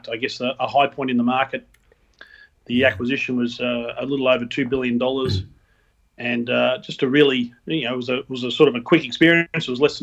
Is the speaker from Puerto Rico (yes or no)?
no; Melbourne, Victoria, Australia; a Melbourne boy, so I grew up here in Melbourne